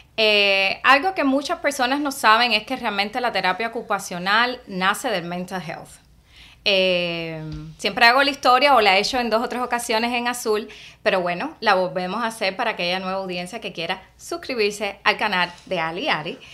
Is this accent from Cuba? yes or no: yes; Cuba; moved away as an adult; now in Miami, United States; yo vine de Cuba y empecé en Miami Day. y ya tenía como 26 años at that time